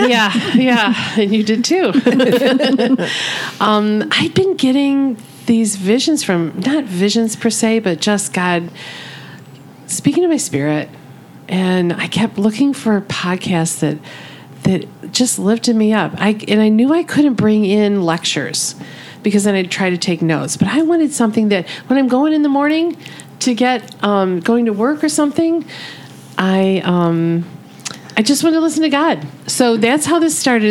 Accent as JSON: {"language": "English", "region": "Michigan", "country": "United States", "tie": "born or raised there", "said": "I'm born and raised in Michigan"}